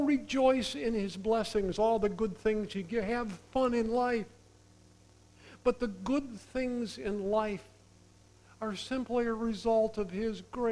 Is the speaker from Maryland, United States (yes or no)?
no; southeast of Zeeland, Michigan, United States; I grew up in Drent Christian Reformed Church, southeast of Zealand